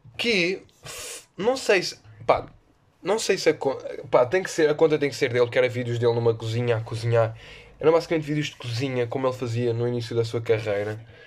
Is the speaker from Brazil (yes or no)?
no; Lisbon, Portugal; eu sou do, de Lisboa